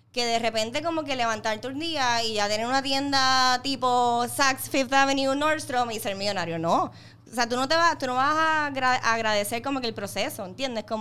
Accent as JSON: {"language": "Spanish", "town": "Ponce", "country": "Puerto Rico", "lives_now": "Bayamón, Puerto Rico", "said": "me acabo de mudar a Bayamón, vengo de Ponce"}